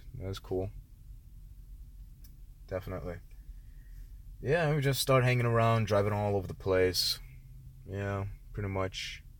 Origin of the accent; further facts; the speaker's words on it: Connecticut, United States; born there; I was born in Connecticut, didn't know, you know, I didn't know much about Connecticut.